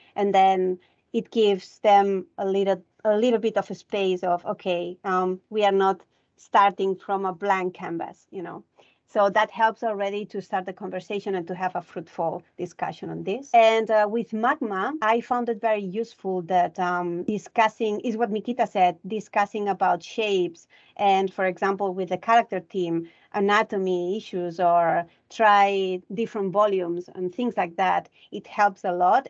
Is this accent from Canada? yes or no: no; Barcelona, Catalonia, Spain; moved away; I'm originally from Barcelona